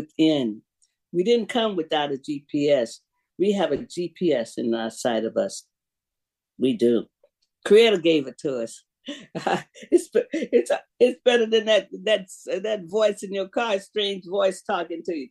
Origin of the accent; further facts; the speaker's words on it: Jacksonville, Florida, United States; moved away; I'm from Jacksonville